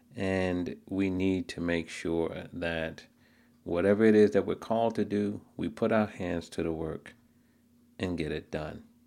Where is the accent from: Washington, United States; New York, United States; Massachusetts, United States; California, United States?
New York, United States; New York City; I grew up in Queens, not too far from Shea Stadium.